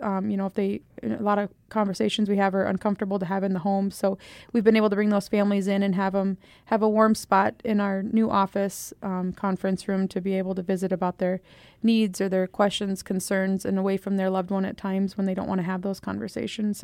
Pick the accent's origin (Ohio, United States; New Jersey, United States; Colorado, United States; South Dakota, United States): South Dakota, United States; Eagle Butte; also born or lived in Buffalo, South Dakota; I grew up in the Eagle Butte, Dupree, South Dakota area